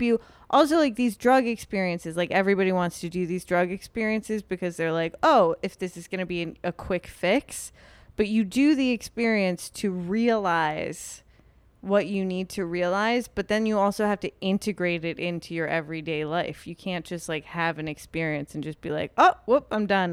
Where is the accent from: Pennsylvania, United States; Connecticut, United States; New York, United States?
New York, United States; I grew up in New York.